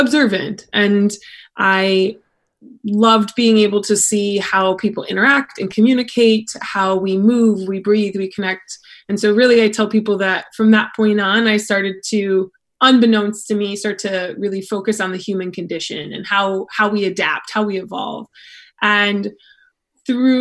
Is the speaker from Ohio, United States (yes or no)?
yes; Akron, Ohio, United States; moved away as an adult; also born or lived in Kent, Ohio; now in Old Orchard Beach, United States; I'm originally from like Akron, Ohio